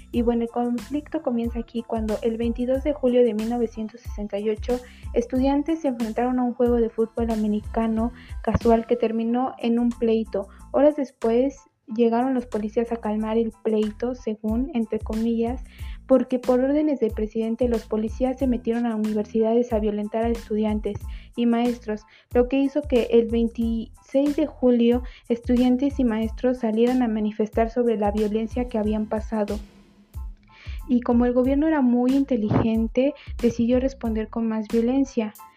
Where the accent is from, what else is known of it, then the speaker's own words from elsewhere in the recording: Mexico; nosotros como mexicanos